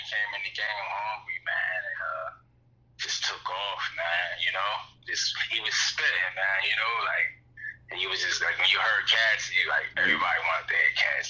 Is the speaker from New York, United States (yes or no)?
no; Philadelphia, Pennsylvania, United States; I'm from Philadelphia.